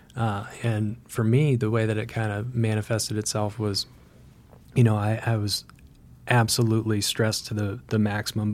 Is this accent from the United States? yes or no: yes; Vermont, United States; growing up in Vermont